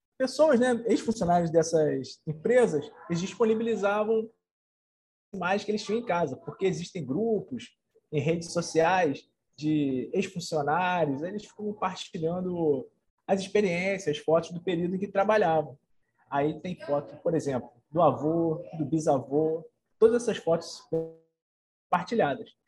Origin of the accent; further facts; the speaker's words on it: Nova Friburgo, Rio de Janeiro, Brazil; moved away as an adult; also born or lived in Niterói; nascido e criado em Nova Friburgo